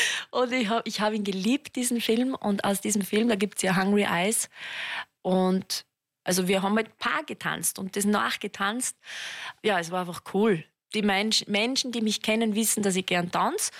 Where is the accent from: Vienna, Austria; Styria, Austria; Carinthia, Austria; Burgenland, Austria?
Styria, Austria; Mürztal; also born or lived in Schladming; ich komme ja aus, aus dem Mirztal